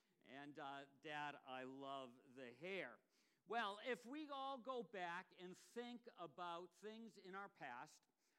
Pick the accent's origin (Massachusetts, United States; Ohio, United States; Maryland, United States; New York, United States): Massachusetts, United States; Ipswich; And this basically looks almost like exactly like the one that was in my hometown in Ipswich.